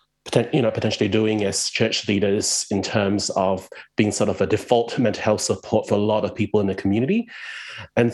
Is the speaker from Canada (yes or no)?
no; Malaysia; moved away as an adult; now in Melbourne, Australia; I'm from Malaysia originally. I grew up there, lived there for 20 years, and then I moved to Australia about 20 years ago